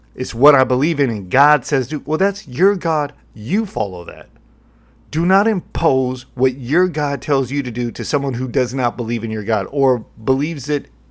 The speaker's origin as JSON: {"language": "English", "country": "United States", "said": "I'm an American"}